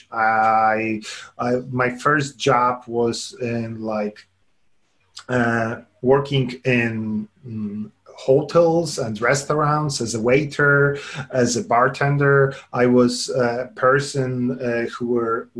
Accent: Lublin, Lublin Voivodeship, Poland; moved away as an adult; now in Warsaw, Poland; I grew up in Poland, in Lublin

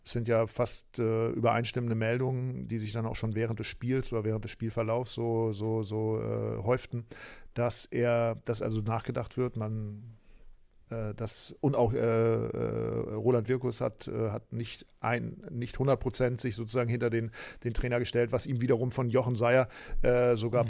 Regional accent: Aurich, Lower Saxony, Germany; in meine Heimatstadt nach Aurich

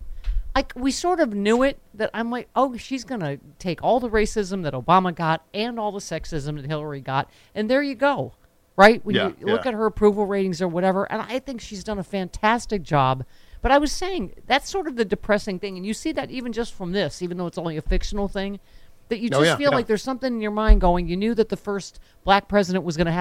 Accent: Buffalo, New York, United States; the Buffalo Massacre, you know, my hometown

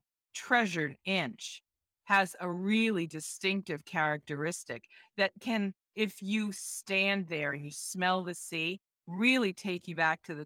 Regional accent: New England, United States; I am the editor-at-large of Food and Beverage Magazine. I'm a native New Englander.

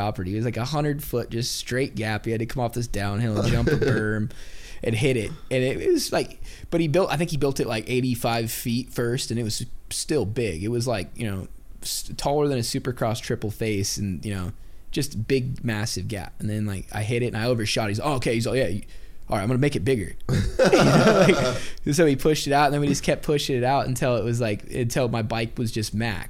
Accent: Oregon, United States; I grew up in Oregon

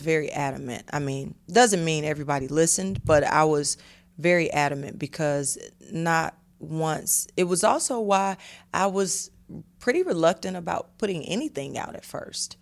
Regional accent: Atlanta, Georgia, United States; I'm from Atlanta

